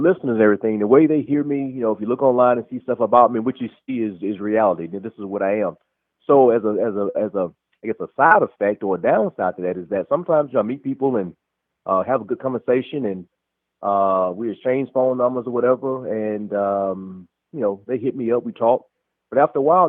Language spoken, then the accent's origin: English; Alabama, United States; now in Atlanta, United States; I'm originally from Alabama. I live here just outside of Atlanta, Georgia right now.